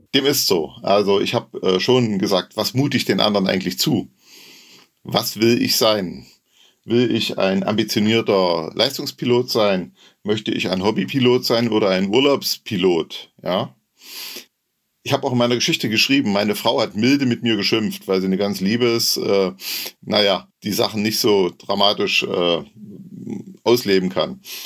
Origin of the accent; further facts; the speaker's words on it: Saxony-Anhalt, Germany; Ich komme aus der Nähe von Halle